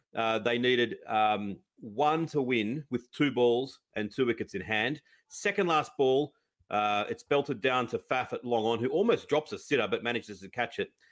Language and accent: English; Australia; as an Aussie